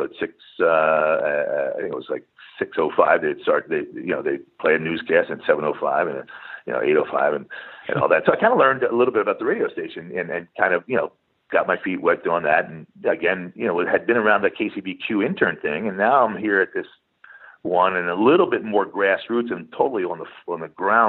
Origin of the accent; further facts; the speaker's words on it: East Coast, United States; I grew up in the East Coast, played basketball on a basketball team, you know, in high school.